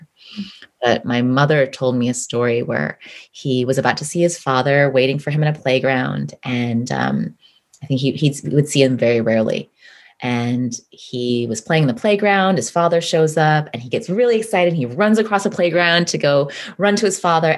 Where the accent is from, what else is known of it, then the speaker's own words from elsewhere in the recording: Midwest, United States; I grew up in the Midwest, born and raised in the Midwest, as the child of immigrants